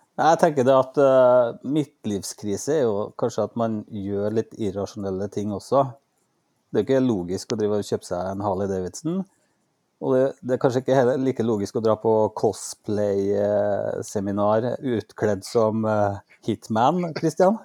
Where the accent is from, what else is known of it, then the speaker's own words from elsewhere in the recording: Norway; jeg er født og oppvokst i Norge